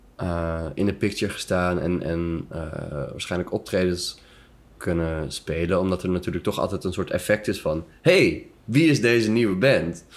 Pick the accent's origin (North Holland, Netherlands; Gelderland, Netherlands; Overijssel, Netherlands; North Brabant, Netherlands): North Holland, Netherlands; Amsterdam; moved away as an adult; now in Antwerp, Belgium; uit die stad mhm. waar ik vandaan kom